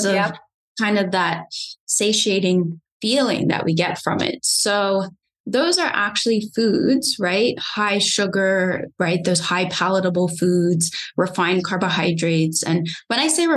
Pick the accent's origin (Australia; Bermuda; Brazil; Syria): Bermuda; moved away; I'm originally from Bermuda, so I'm an island girl